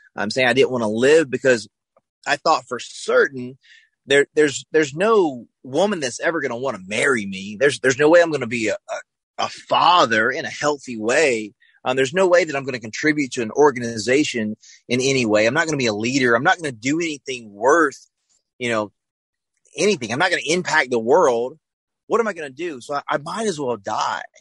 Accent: the South, United States; I grew up in the South, so you know I went to church on Sunday, Wednesday

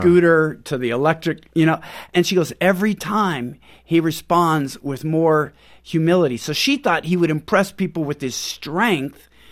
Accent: Pacific Northwest, United States; moved away as an adult; also born or lived in Houston; We're from Pacific Northwest.

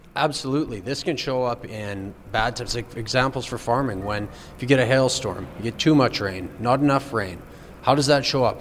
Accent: St. Front, Saskatchewan, Canada; I'm a farmer from St. Front, Saskatchewan.

